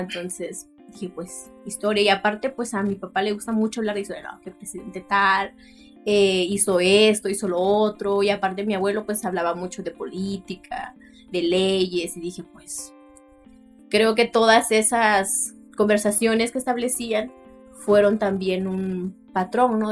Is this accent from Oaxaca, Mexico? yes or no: yes; Tlaxiaco, Oaxaca, Mexico; first language Mixtec; Spanish is a second language; moved away as an adult; now in Sinaloa, Mexico; soy de Santa María soy Ua, eh, Tlajiaco.